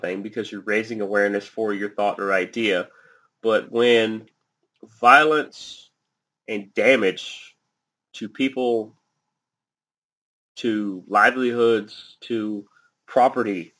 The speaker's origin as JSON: {"language": "English", "country": "United States"}